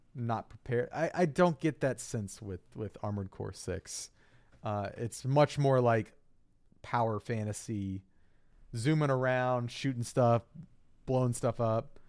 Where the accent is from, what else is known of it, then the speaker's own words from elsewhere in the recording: East Coast, Virginia, United States; now in Minnesota, United States; growing up on the East Coast